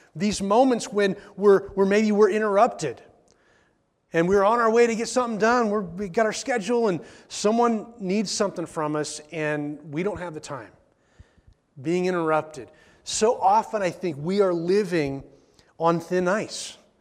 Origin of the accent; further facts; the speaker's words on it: the Northwest, Pacific Northwest, United States; we're from the Northwest